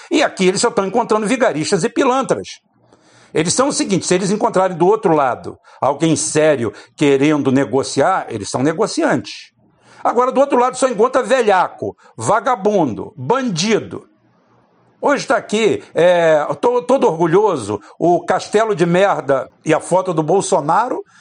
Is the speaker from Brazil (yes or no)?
yes; Itaboraí, Rio de Janeiro, Brazil; quando eu era criança pequena aqui em Itaboraí